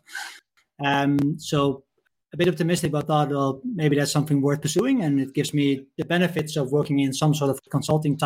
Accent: Netherlands; moved away as an adult; also born or lived in Copenhagen, Denmark; now in Klitmøller, Denmark; I am from Netherlands, but I moved to Denmark about 5 years ago

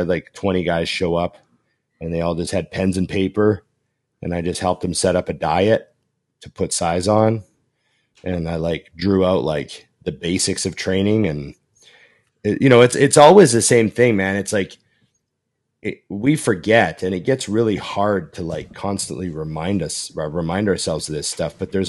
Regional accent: Boston, Massachusetts, United States; You can't come to Gold's Venice and do this, not where I'm from. You know, I'm from Boston. You do this, you get knocked out in the gym.

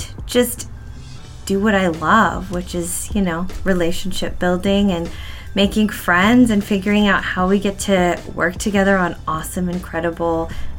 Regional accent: Seattle, Washington, United States; I was born and raised in Seattle.

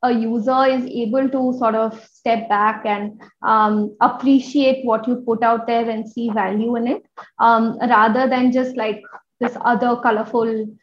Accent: India; as Indian women

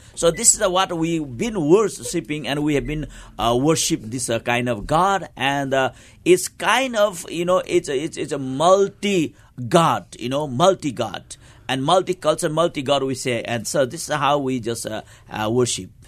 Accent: eastern Nepal, Nepal; I was born in the Eastern part of Nepal, and I was, uh, really grew in the remote area is countryside

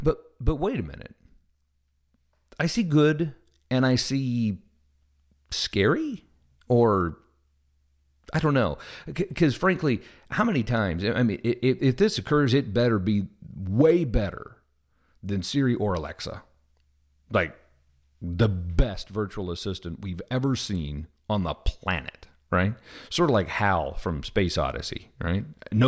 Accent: Midwest, United States; also born or lived in Southern US; I'm from the Midwest, but I've lived most of my life in the South, and I'm sure I've picked some up.

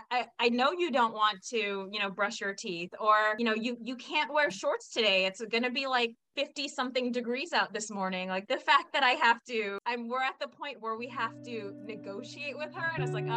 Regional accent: California, United States; also born or lived in Washington, D.C.; born and raised in California, did not realize I was a diverse individual until I moved out of California. And you know, I went to law school in Washington, D.C.

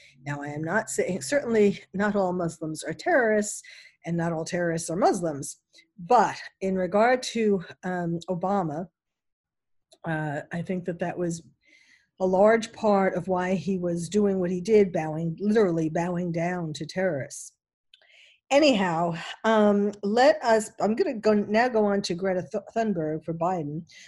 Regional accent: New York City, New York, United States; someone who was born and bred in New York City

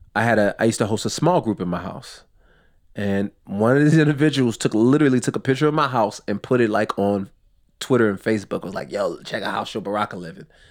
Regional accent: outside Los Angeles, California, United States; I grew up in California, well, outside Los Angeles

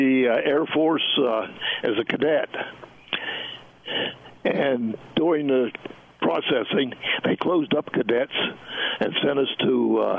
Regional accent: Cumberland, Maryland, United States; I grew up here in Cumberland, Maryland, where I live now. I've lived here all my life.

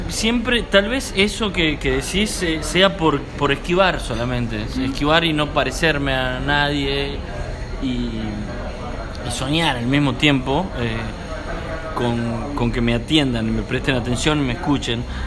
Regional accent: San Miguel de Tucumán, Tucumán, Argentina; moved away as an adult; now in Buenos Aires, Argentina; nací en San Miguel de Tucumán, que es la capital

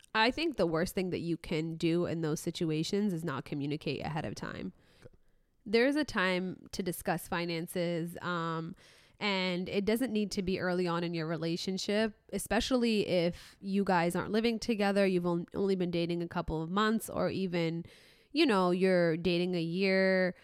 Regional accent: Mohammedia, Casablanca-Settat, Morocco; moved away; I'm from Muhammadiyah

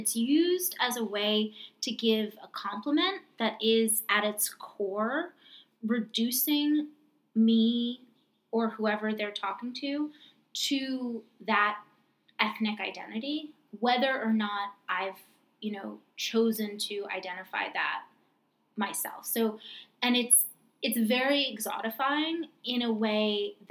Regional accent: New York, United States; I'm from New York

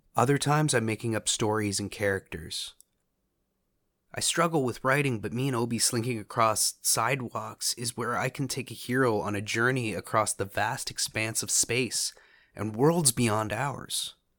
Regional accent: Canada; As a Canadian

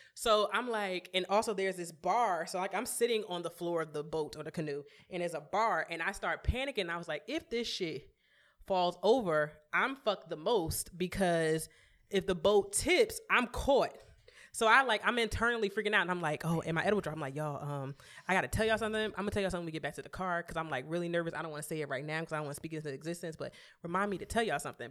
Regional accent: New York, United States; We're from New York.

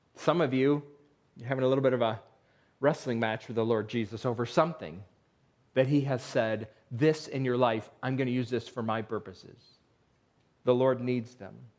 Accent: Western New York, United States; moved away; I grew up in Western New York

